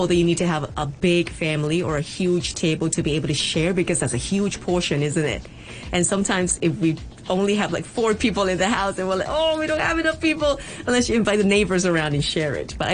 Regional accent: Hong Kong; from Class 5C. Welcome to Open Space. We're going to talk about our home city, Hong Kong.

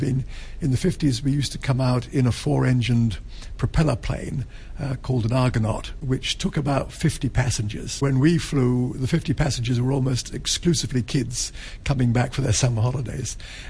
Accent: England, United Kingdom; because I always think of myself as being English.

